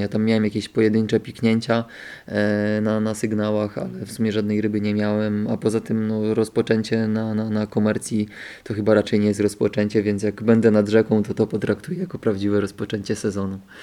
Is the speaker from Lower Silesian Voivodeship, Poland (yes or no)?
yes; Bystrzyca Kłodzka, Lower Silesian Voivodeship, Poland; also born or lived in Wrocław; Bystrzycy, czyli, czyli tam mojego rodzinnego miasta